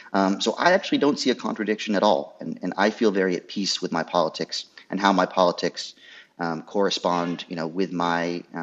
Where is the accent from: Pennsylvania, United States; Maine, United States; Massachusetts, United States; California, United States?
Maine, United States; rural; I grew up in Trump country in rural Maine.